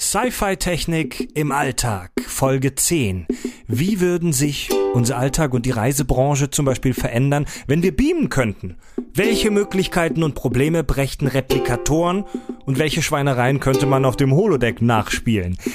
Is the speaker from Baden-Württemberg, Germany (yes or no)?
yes; Eisingen, Baden-Württemberg, Germany; now in Hamburg, Germany; Ich bin heute im ganz tiefen Baden-Württemberg in meiner alten Heimat. Wir befinden uns in Eisingen